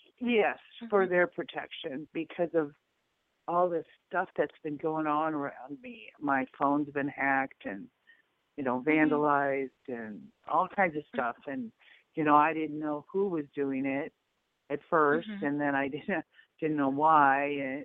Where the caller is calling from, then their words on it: Nebraska, United States; I'm in Nebraska.